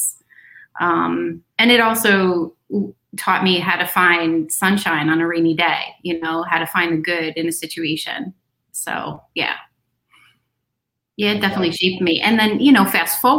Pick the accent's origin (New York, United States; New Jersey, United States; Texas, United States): New Jersey, United States; Westfield; I live where I was born and raised in Westfield, New Jersey